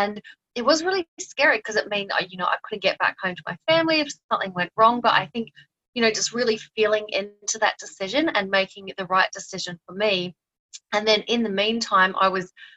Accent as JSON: {"language": "English", "country": "Australia", "also_born_or_lived": "New Zealand", "moved": "as an adult", "lives_now": "Thailand", "said": "I'm Australian"}